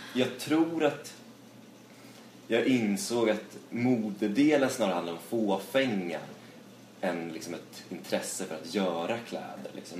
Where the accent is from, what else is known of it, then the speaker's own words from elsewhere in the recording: Dalarna County, Sweden; now in Stockholm, Sweden; från eh, ja, Dalarna